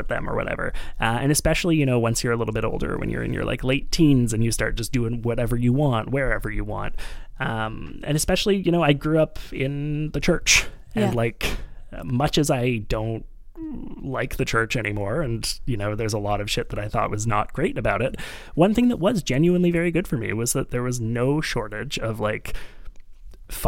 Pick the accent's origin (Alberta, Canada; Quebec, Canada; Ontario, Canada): Quebec, Canada; Montreal; I grew up in Montreal, a very, like, Jewish city